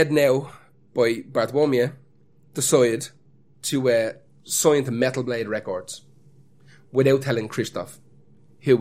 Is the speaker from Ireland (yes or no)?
yes; Ireland; As an Irishman